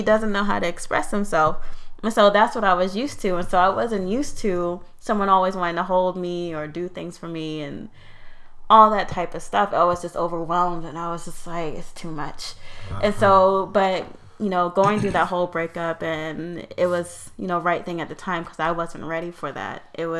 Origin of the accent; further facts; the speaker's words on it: Virginia, United States; I grew up in America, grew up in Virginia. I'm probably more patriotic than you. So I grew up in a military family.